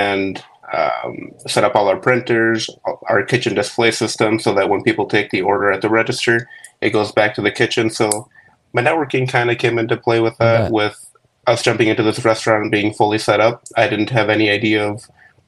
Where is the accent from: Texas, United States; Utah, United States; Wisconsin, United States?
Wisconsin, United States; Arcadia; we're from Arcadia, which is like an hour south of Eau Claire